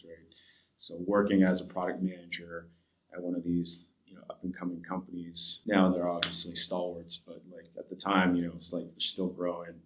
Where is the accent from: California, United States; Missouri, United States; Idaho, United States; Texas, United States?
California, United States; Los Angeles; I grew up